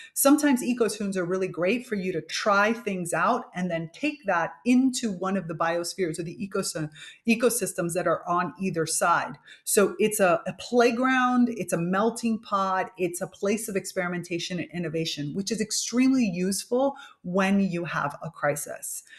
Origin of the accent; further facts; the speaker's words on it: Miami, Florida, United States; My parents are Cuban, but I was grow, grew up in Miami, Florida, which is basically North Cuba